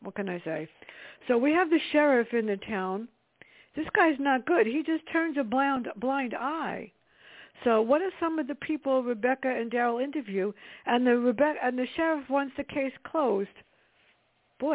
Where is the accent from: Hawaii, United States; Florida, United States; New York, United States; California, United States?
New York, United States; New York City; I grew up in the South Bronx